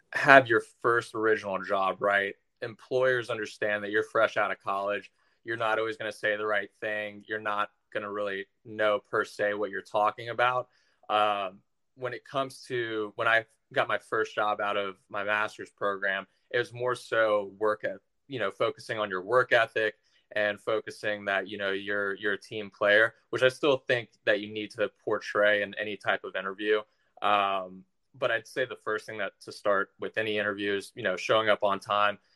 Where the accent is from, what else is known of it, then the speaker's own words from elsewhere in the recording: Tampa, Florida, United States; also born or lived in Orlando, Florida / Macon, Georgia; I was born in Orlando, but raised in the Tampa area